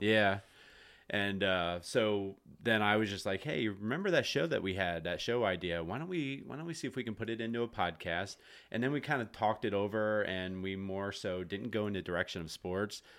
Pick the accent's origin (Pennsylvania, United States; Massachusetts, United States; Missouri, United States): Pennsylvania, United States; Jonestown; also born or lived in Pittsburgh, Pennsylvania; I grew up in the Jonestown area as well